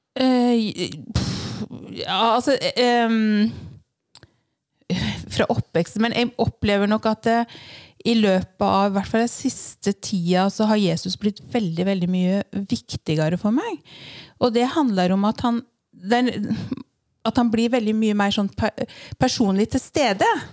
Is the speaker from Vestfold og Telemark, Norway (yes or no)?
yes; Vinje, Vestfold og Telemark, Norway; now in Fornebu, Norway; jeg er født og oppvokst i Vinje